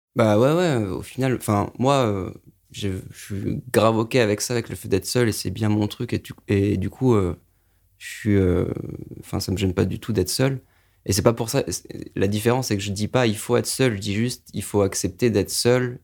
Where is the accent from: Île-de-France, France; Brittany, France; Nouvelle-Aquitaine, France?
Île-de-France, France; Paris suburbs; now in Paris, France; j'habite à Paris, j'ai grandi en banlieue parisienne